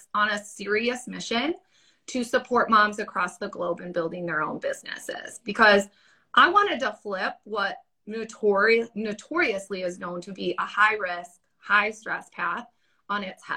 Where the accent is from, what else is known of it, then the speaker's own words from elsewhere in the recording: Wisconsin, United States; I'm from Wisconsin. And holler, Wisconsin.